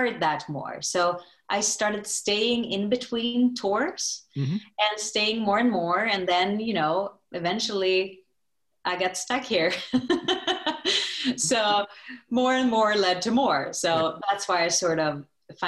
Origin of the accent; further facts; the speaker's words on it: Stockholm, Stockholm County, Sweden; now in New York City, United States; I am from Stockholm, Sweden, and now I live in New York City